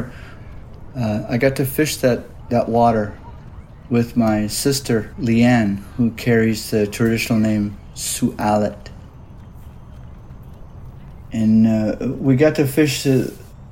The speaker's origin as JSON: {"language": "English", "town": "Auburn", "region": "Washington", "country": "United States", "tie": "born or raised there", "said": "I was born in 1965 in Auburn, Washington, very near the present-day Muckleshoot Reservation"}